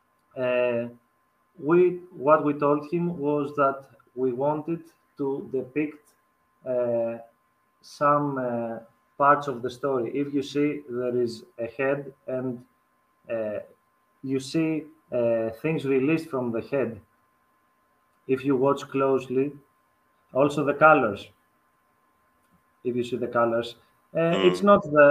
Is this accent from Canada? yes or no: no; Greece; we are from Greece